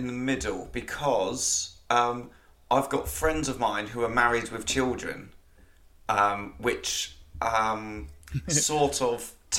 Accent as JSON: {"language": "English", "town": "Slough", "region": "South East England", "country": "United Kingdom", "said": "I became an uncle when I was 11, because I'm from Slough."}